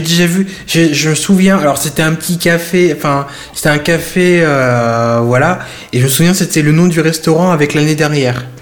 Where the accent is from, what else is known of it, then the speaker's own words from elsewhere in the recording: France; chez nous en France